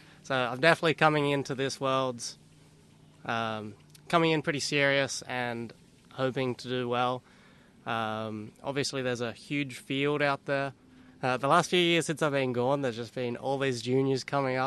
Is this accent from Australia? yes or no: yes; Australia; accent: Australian; now in United States; I'm Australian